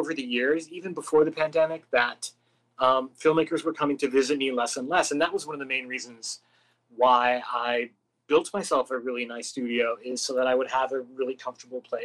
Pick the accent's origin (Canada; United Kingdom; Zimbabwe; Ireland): Canada; now in Los Angeles, United States; I'm from Canada